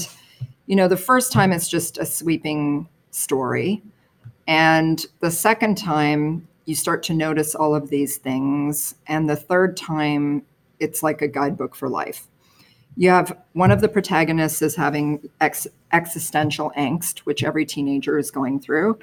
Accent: Toronto, Ontario, Canada; also born or lived in New York City, United States; I grew up in the suburbs of Toronto

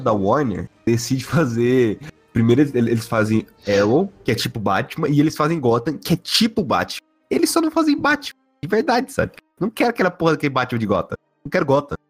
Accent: Goiás, Brazil; a gente nasceu no Brasil pobre fudido

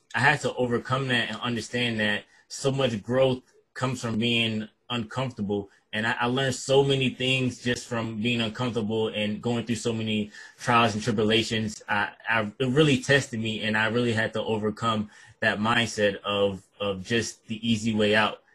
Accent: Detroit, Michigan, United States; also born or lived in Kalamazoo, Michigan; I'm from Detroit and I grew, grew up in Detroit pretty much my whole life until about the age of 17 or 18

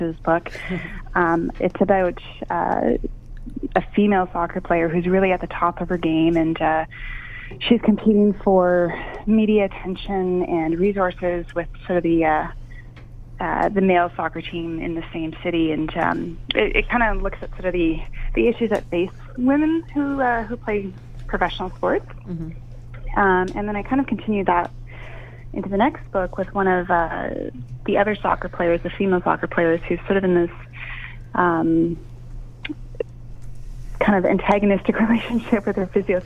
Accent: Canada; I'm Canadian

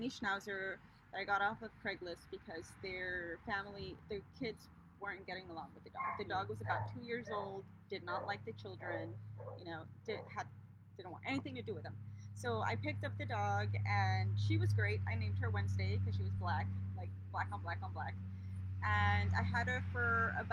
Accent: Laredo, Texas, United States; So I'm from South Texas. I'm from a little, it's not little anymore. I'm from a city called Laredo, Texas

